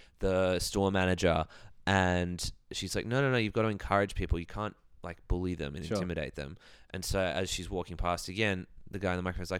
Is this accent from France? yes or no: no; Ballina, New South Wales, Australia; I grew up in Ballina, mm-hmm. Home of the Big Prawn.